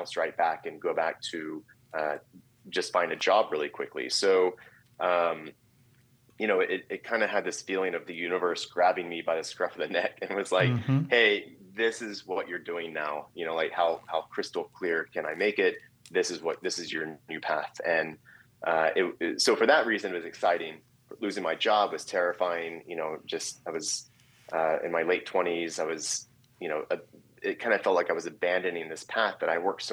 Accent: Driftwood, Texas, United States; moved away; also born or lived in Brooklyn, New York; I'm from Driftwood, Texas, and which is a small rural town, grew up on a ranch.

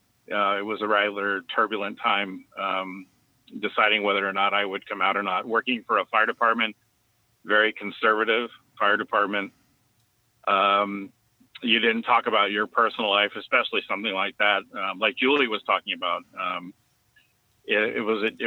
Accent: San Francisco, California, United States; I grew up here in San Francisco

